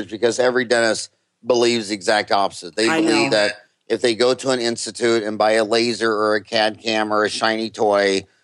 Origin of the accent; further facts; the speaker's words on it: Kansas, United States; growing up in Kansas, I mean, all my friends that are my age from high school that are wheat farmers